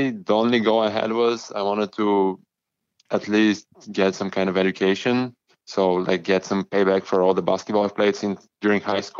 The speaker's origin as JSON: {"language": "English", "country": "Bulgaria", "tie": "born or raised there", "second_language": "English", "lives_now": "Winnipeg, California, United States", "said": "We Bulgarian education is pretty, especially in school, is pretty diverse."}